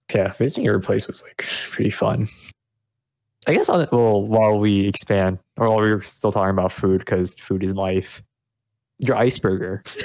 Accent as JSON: {"language": "English", "town": "Austin", "region": "Texas", "country": "United States", "tie": "born or raised there", "also_born_or_lived": "Vietnam", "said": "I was actually born in Vietnam, but I was raised in Austin"}